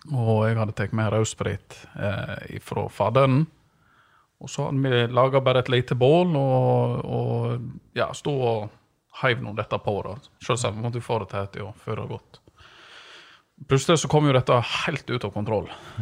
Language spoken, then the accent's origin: Norwegian; Vik, Vestland, Norway; vi, vi, er jo født og oppvokst i Vik